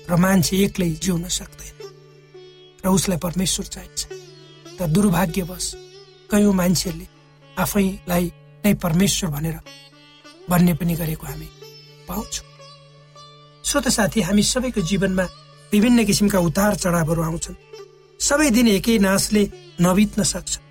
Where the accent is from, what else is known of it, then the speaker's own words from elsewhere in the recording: Nepal; जब म सानो थिएँ मेरो बाल्य अवस्था नेपालको पूर्वी पहाडी भागको विकट गाउँमा बित्यो